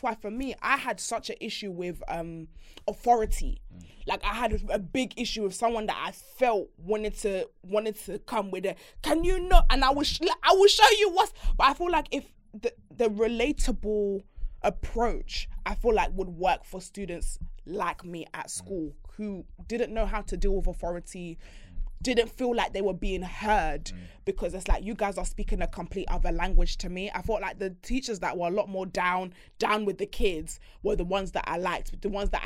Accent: Bedford, East of England, United Kingdom; I never had a teacher that spoke like that because I'm coming from Bedford

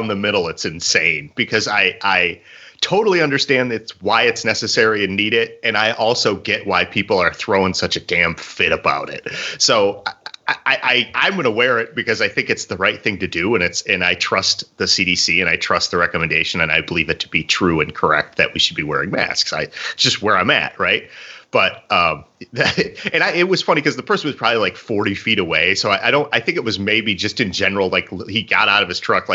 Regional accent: Illinois, United States; I'm from Illinois. I'm corn fed

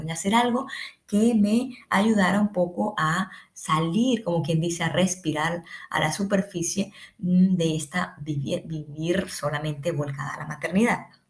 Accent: Colombia; now in Ecuador; soy colombiana, vivo en Ecuador

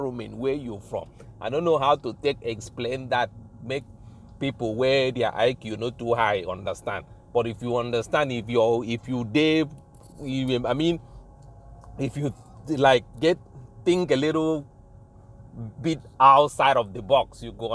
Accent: Nigeria; Fruits where me have been grow up eating in Africa as an African, you know, in Nigeria

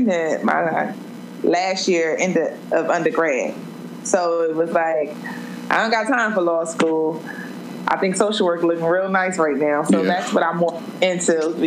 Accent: Trenton, New Jersey, United States; now in Atlanta, United States; I'm originally from Trenton, New Jersey. Grew up in a single mother household with my two older brothers

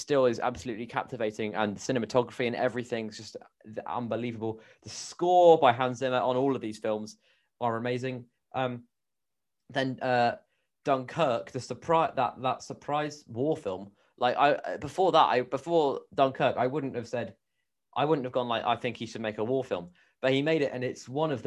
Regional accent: New Zealand; I'm a New Zealander myself

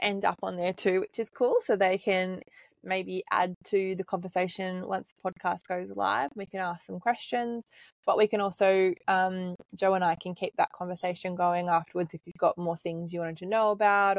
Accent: Nelson Bay, New South Wales, Australia; I grew up in Nelson Bay, so I'm familiar with that kind of area

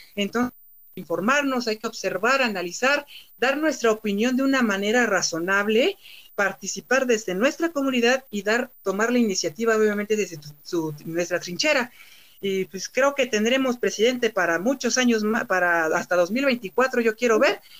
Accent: Mexico; porque somos mexicanos

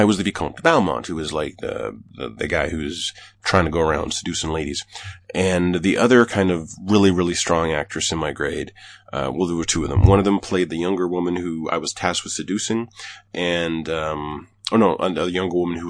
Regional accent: Canada; As a Canadian

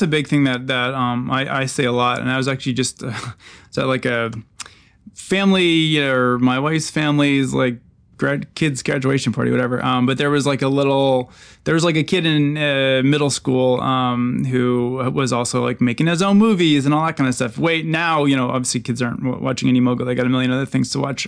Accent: Eau Claire, Wisconsin, United States; I'm from Eau Claire, Wisconsin

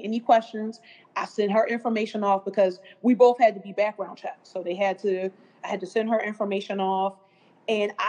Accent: Philadelphia, Pennsylvania, United States; I was originally from West Philadelphia

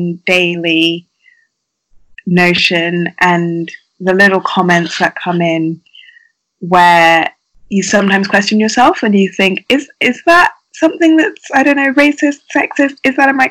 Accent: United Kingdom; I am a Black woman who grew up in the UK

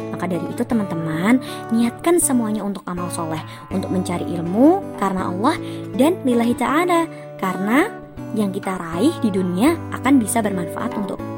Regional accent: Yogyakarta, Special Region of Yogyakarta, Indonesia; Aku orang Jogja, terus nenek kita orang Jakarta nih.

